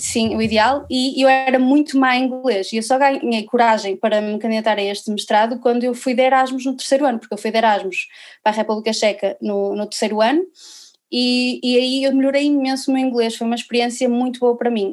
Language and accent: Portuguese; Viana do Castelo, Norte, Portugal; eu sou aqui de Viana do Castelo